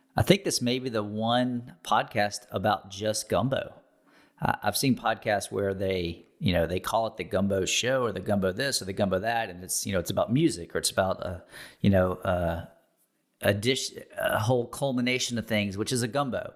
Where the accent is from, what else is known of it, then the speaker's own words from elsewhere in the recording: Baton Rouge, Louisiana, United States; moved away; I'm from Baton Rouge